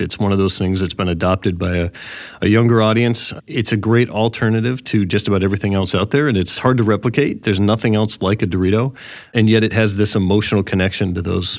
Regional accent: Boston, Massachusetts, United States; now in Chicago, United States; I'm from Boston

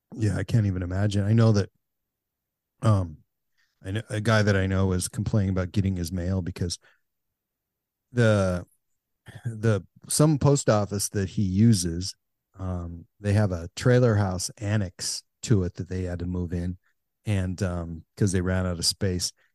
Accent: United States; I grew up on the Canadian border

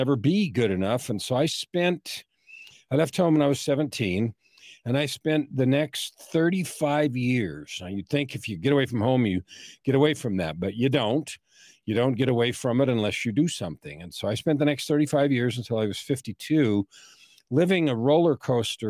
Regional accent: San Francisco, California, United States; I was born in San Francisco in 1955

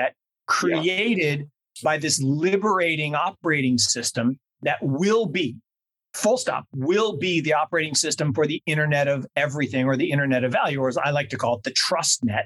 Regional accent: Seattle, Washington, United States; When I was growing up in Seattle down the road from you in the 70s

